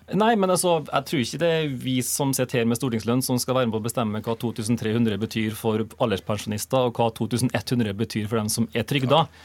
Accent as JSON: {"language": "Norwegian", "region": "Møre og Romsdal", "country": "Norway", "said": "Jeg kommer fra Møre og Romsdal"}